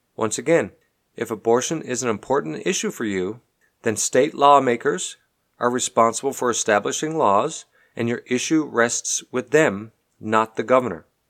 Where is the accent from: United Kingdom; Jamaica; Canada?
Canada; now in Texas, United States; I'm a Canadian, And while I live here, pay taxes here, employ people here, I unfortunately don't get to vote here.